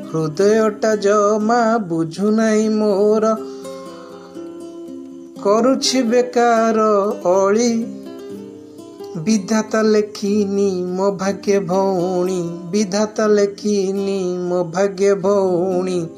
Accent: Odisha, India; first language Odia; Hindi is a second language; ओडिशा से हूँ

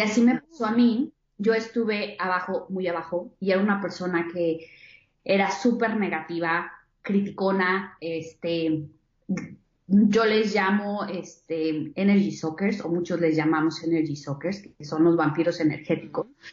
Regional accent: Querétaro, Mexico; yo soy de Querétaro, nací en Querétaro, México

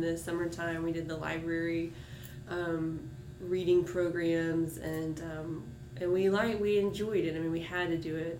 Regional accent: Martinez, Georgia, United States; also born or lived in Augusta, Georgia; I was born in Augusta at University Hospital and uh, grew up in Martinez outside of Augusta

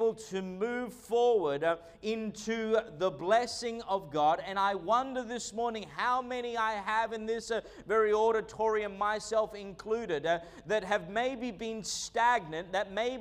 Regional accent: Australia; also born or lived in Argentina; I was born in Australia, moved to Argentina when I was a young boy, and then came back. And so realistically, I've spent most of my time in Australia

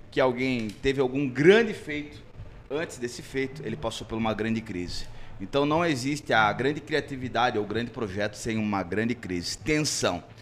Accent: Santana do Livramento, Rio Grande do Sul, Brazil; eu vim de Santana do Livramento, uma cidade do interior, uma cidade pobre.

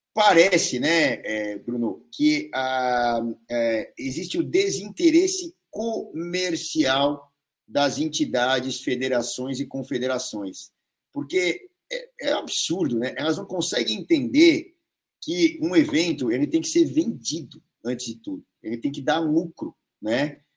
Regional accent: São Paulo, Brazil; eu sou aqui de São Paulo

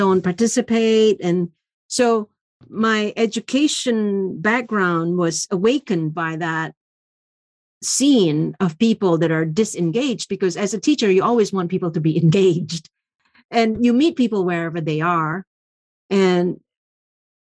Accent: Indonesia; now in United States; I grew up in Indonesia

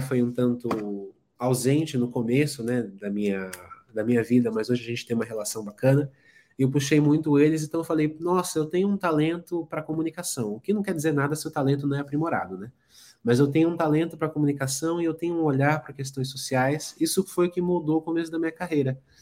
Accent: São Paulo, Brazil; Sou nascido aqui em São Paulo, nascido e criado em São Paulo, moro aqui até hoje

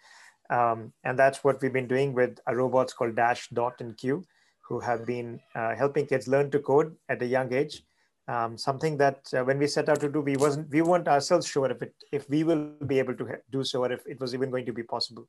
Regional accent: India; moved away as an adult; now in United States; I grew up in India

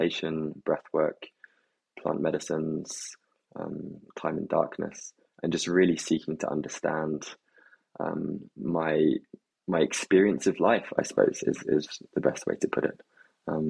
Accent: England, United Kingdom; growing up in England as well

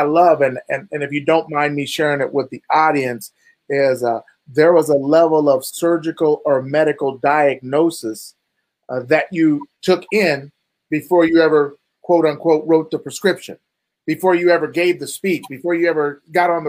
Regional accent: Topeka, Kansas, United States; from Topeka, Kansas.

